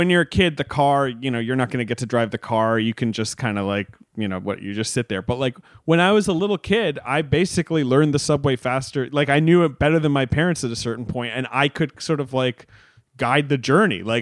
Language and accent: English; Long Island, New York, United States; moved away as an adult; also born or lived in Los Angeles; I'm from Long Island